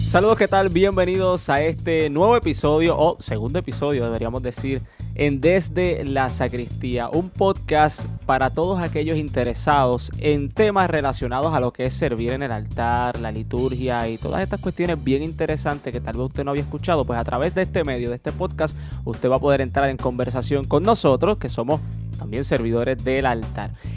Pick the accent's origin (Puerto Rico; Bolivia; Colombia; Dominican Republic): Puerto Rico; Moca; De Moca, claro, es de mi pueblo